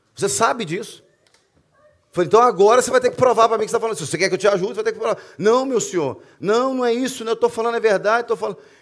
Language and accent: Portuguese; Belo Horizonte, Minas Gerais, Brazil; now in Portugal; eu cresci numa favela em Belo Horizonte